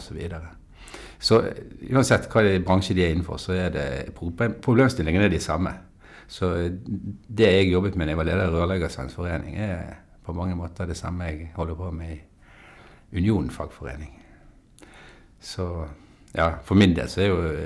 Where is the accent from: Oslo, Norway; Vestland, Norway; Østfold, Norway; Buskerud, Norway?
Vestland, Norway; Bergen; jeg er jo en bergenser, da, som du hører.